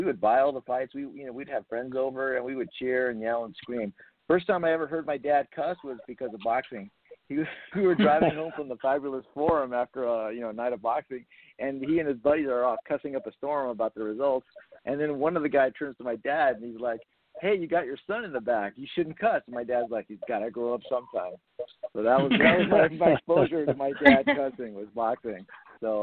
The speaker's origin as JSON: {"language": "English", "town": "El Monte", "region": "California", "country": "United States", "tie": "born or raised there", "also_born_or_lived": "Los Angeles", "said": "born and raised. I was born in Los Angeles, grew up in El Monte, Montebello, and then have lived more on the west side most of my adult life"}